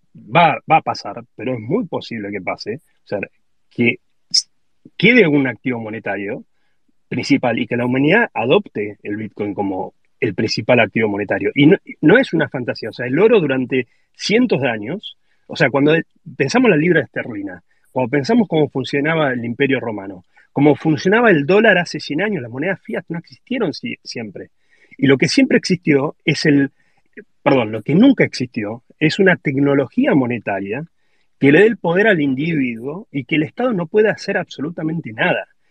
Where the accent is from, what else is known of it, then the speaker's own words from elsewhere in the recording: Argentina; que si somos argentinos lo entendemos